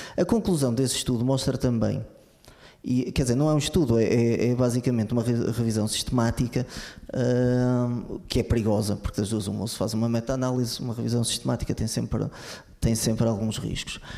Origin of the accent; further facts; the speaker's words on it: Lamego, Norte, Portugal; eu sou de Lamego